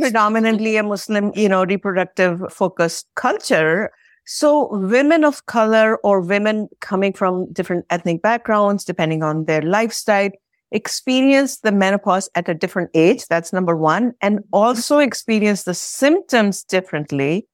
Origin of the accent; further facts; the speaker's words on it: India; moved away; I come originally from India